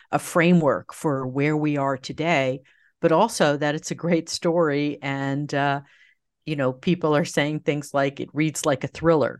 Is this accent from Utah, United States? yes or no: no; just outside New York, United States; grew up just outside New York, about, uh, thirty minutes north